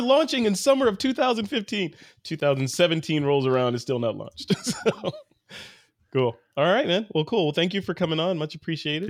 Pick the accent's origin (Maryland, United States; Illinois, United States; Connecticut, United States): Illinois, United States; Chicago; moved away; I'm actually from Chicago